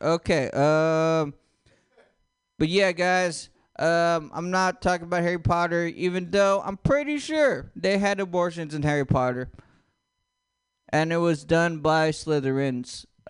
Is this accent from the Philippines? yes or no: yes; Philippines; I know you guys think, since I have long hair and a jean jacket, that I'm Native American. I'm not. I'm Filipino.